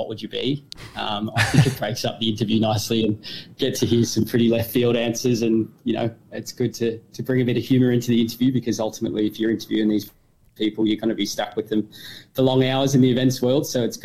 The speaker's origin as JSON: {"language": "English", "town": "Murtoa", "region": "Victoria", "country": "Australia", "tie": "born or raised there", "moved": "as an adult", "said": "my hometown is Murtawa, but obviously with the way country Victoria is"}